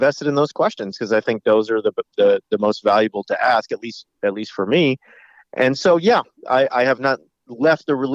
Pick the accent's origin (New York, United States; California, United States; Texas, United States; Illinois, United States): California, United States; Southern; I grew up in Southern California